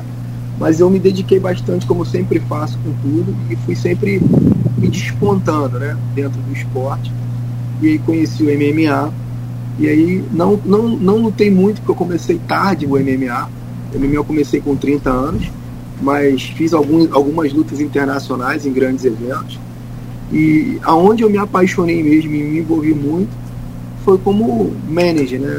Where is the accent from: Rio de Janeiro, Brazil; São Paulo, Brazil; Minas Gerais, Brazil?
Rio de Janeiro, Brazil; Belford Roxo; also born or lived in Cabo Frio; nasci em Cabo Frio, mas fui muito cedo para a Baixada Fluminense. E em Belfor Roxo, onde eu morei muito tempo da minha vida, quase que a minha infância toda